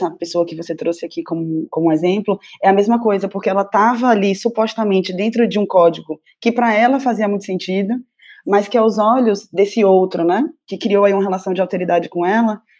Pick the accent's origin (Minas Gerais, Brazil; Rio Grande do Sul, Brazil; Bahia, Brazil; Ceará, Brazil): Bahia, Brazil; now in São Paulo, Brazil; E eu acho que ser uma baiana em São Paulo, né? Então é o sotaque, é esse corpo volumoso, é esse cabelo.